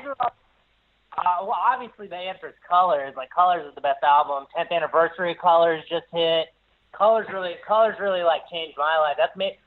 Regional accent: Columbia, South Carolina, United States; I grew up I grew up in Columbia, South Carolina

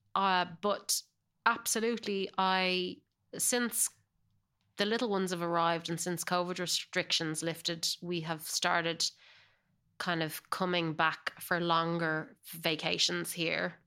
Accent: Ireland; accent: Irish; moved away as an adult; now in Los Angeles, United States; I definitely hold on to my Irish accent

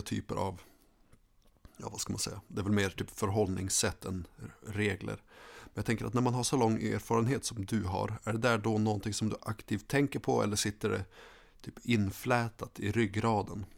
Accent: Skellefteå, Västerbotten County, Sweden; moved away as an adult; Levt i Skellefteå hela mitt liv och sen kom jag hit

